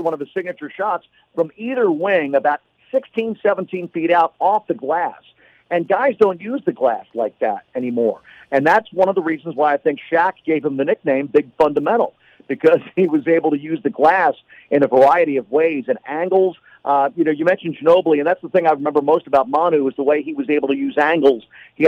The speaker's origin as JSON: {"language": "English", "town": "Philadelphia", "region": "Pennsylvania", "country": "United States", "tie": "born or raised there", "moved": "yes", "said": "I grew up in Philly"}